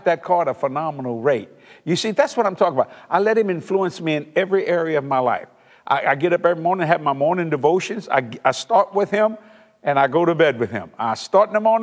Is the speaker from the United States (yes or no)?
yes; South Louisiana, United States; we're from South Louisiana, and most people are raised Catholic